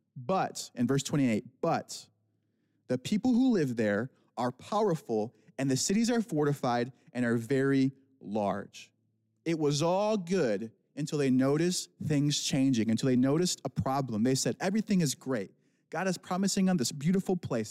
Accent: Michigan, United States; accent: Midwestern; now in California, United States; I'm not from California. I was born and raised in Michigan

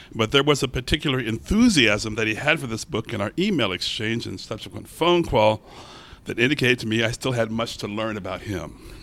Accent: Baltimore, Maryland, United States; I'm from Baltimore

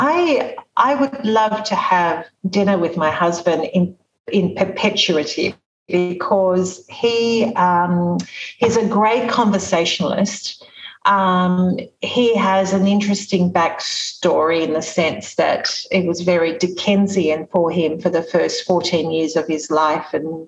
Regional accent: Sydney, New South Wales, Australia; I was born in Sydney several years later

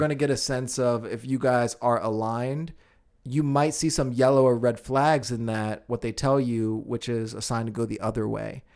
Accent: United States; I'm very American.

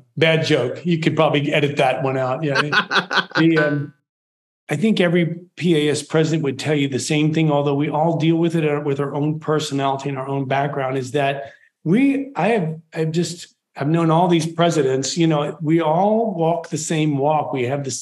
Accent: Richmond, Virginia, United States; moved away; I grew up in Richmond, Virginia, right outside of Richmond, Virginia

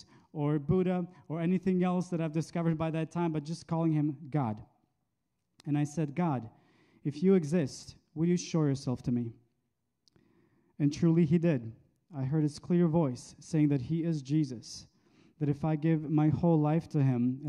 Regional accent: Bosnia & Herzegovina; moved away; I grew up Muslim in Bosnia, where the name of Jesus is not raising a feeling of safety and comfort, but rather feelings of fear and danger. I was a mere child when the Balkan War happened in the 90s.

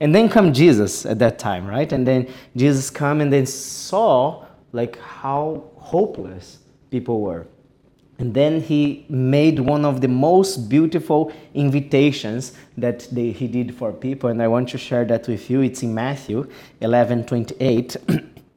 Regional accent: Japan; also born or lived in Brazil; I'm from Japan. I'm Brazilian Japanese.

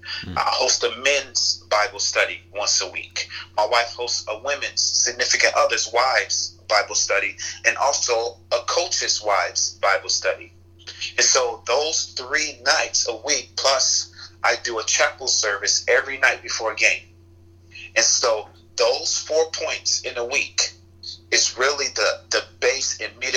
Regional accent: Chicago, Illinois, United States; where I grew up in Chicago

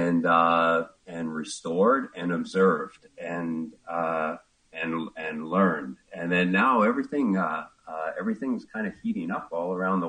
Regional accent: Ontario, Canada; moved away as an adult; I grew up in Ontario, small town

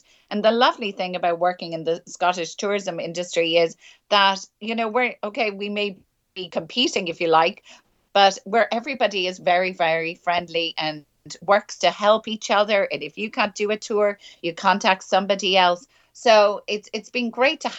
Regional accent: Ireland; moved away as an adult; also born or lived in Edinburgh; now in Linlithgow, United Kingdom; growing up in Ireland

